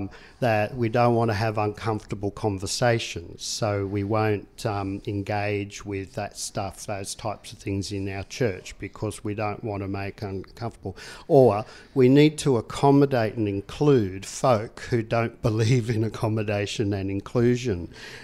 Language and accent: English; Tasmania, Australia; I mean, I come from Tasmania, and they talk about the dark stain of both the attempted genocide of the Tasmanian Indigenous people